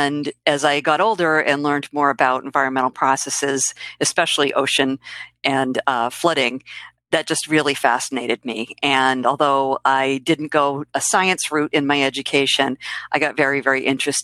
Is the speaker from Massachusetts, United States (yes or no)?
yes; Boston, Massachusetts, United States; also born or lived in Quincy, Massachusetts; I am from the Boston area. I've been here pretty much my whole life